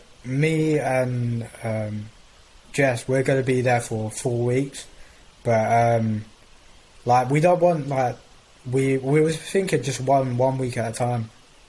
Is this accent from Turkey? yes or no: no; England, United Kingdom; I was born and raised in England